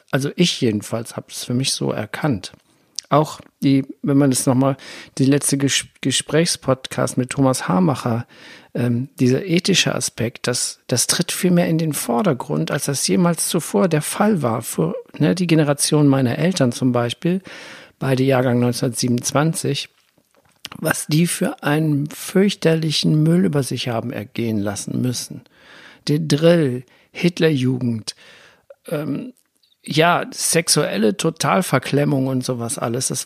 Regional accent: Germany; ich bin, wohne ja hier am Rhein, ich bin auch am Rhein groß geworden und ich durfte nicht an das Wasser gehen.

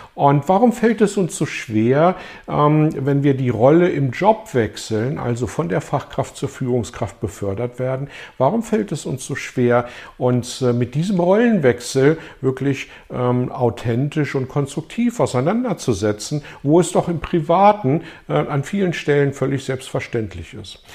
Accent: Germany; bei uns in Deutschland

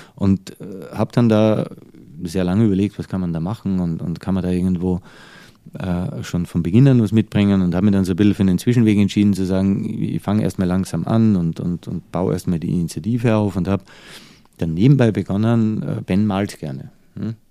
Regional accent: Austria; also born or lived in United States / Dubai / Changchun, China; now in Germany

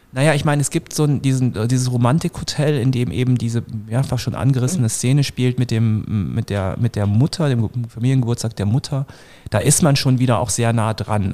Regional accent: Northern Germany, Germany; ich komme auch aus Norddeutschland vom flachen Land

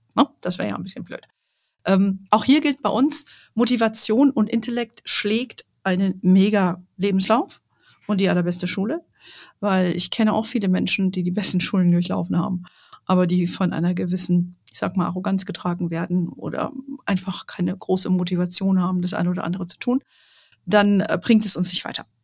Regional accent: Germany

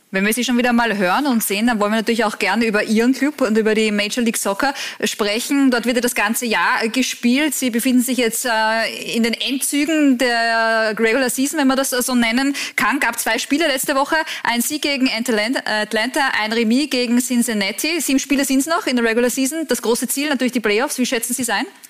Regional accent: Austria; bei uns in Österreich

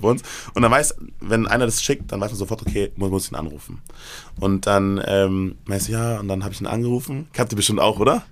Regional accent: Erlangen, Bavaria, Germany; moved away; ich bin ja ursprünglich aus Bayern, ich komme ja aus Erlangen

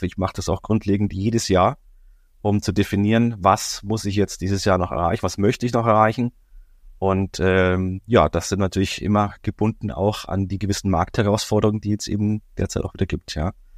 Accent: Bavaria, Germany; jetzt komme ich ja aus Bayern

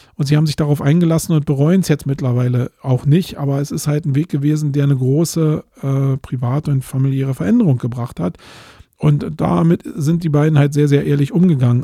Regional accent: Germany; jetzt bin ich hier als Deutscher

